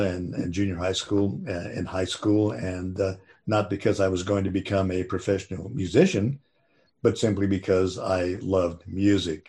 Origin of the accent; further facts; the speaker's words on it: Santa Barbara, California, United States; when I was a kid growing up in Santa Barbara